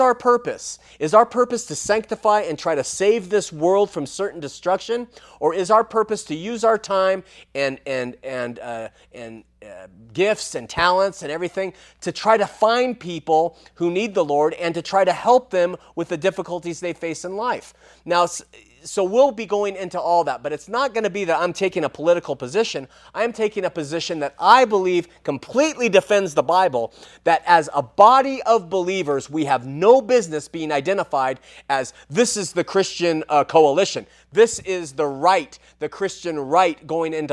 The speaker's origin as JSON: {"language": "English", "region": "Southern California", "country": "United States", "said": "I'm from Southern California"}